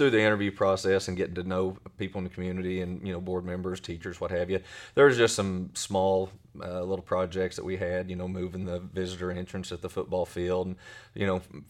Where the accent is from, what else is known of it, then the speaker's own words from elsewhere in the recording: Weatherford, Oklahoma, United States; born there; also born or lived in Blanchard / Tecumseh / Elk City / Wichita; So I was born in Weatherford. Then my dad was a high school football coach. And we've lived in Blanchard, Tecumseh, Elk City.